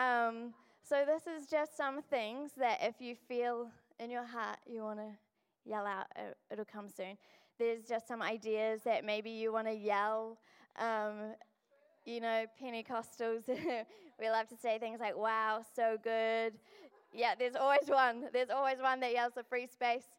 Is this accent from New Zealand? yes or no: yes; Pukekohe, Auckland, New Zealand; now in Dunedin, New Zealand; I'm from Pukekohe